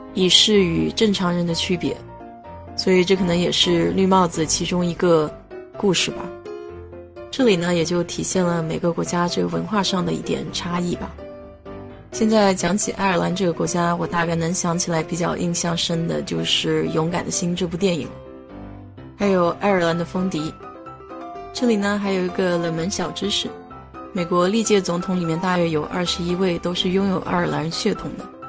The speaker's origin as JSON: {"language": "Chinese", "country": "China", "said": "我们中国人呢，看这个节日就会觉得有点奇怪，因为毕竟绿帽子在我们的文化里面是一个另一种解释"}